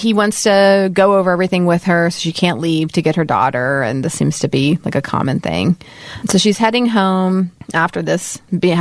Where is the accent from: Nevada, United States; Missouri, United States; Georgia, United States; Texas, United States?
Texas, United States; moved away; I'm from Texas, but I'm not from the South.